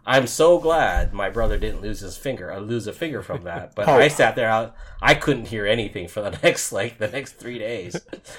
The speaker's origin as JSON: {"language": "English", "region": "Hawaii", "country": "United States", "tie": "born or raised there", "moved": "yes", "said": "growing up in Hawaii"}